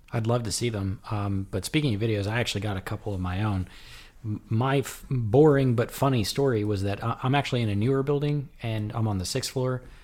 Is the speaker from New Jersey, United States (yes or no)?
yes; Elizabeth, New Jersey, United States; my hometown of Elizabeth, New Jersey